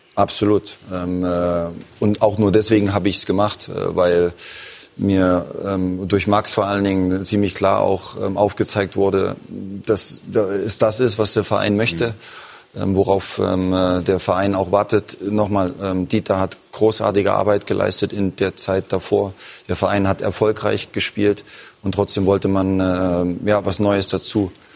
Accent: eastern Germany, Germany; moved away; aus dem Osten der Republik, aus meiner Heimat.

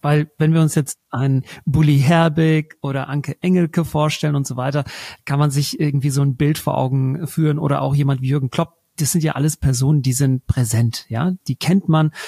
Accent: Germany; wo kommst du her? Und dann sage ich Deutschland

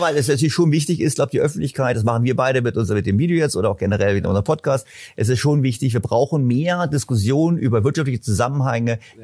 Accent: Berlin, Germany; also born or lived in German-speaking Switzerland; Ich komme aus Berlin

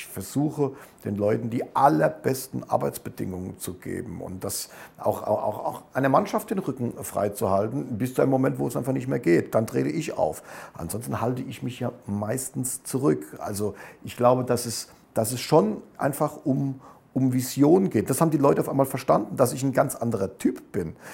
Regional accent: Germany; also ich bin Deutscher und, und drücke Deutschland natürlich die Daumen

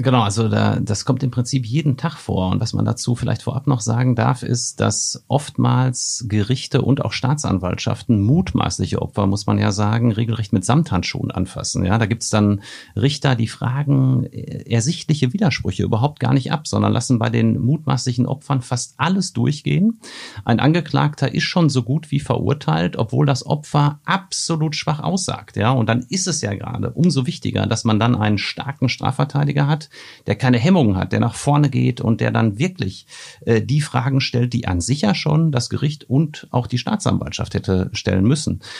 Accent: Marl in the Ruhr area, North Rhine-Westphalia, Germany; in meiner Heimatstadt Mal im Ruhrgebiet

